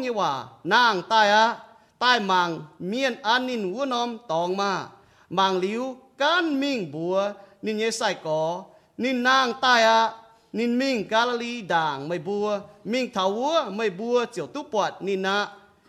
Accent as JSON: {"language": "English", "area": "Cajun country", "region": "Louisiana", "country": "United States", "tie": "born or raised there", "moved": "yes", "said": "I grew up in Cajun country in Louisiana"}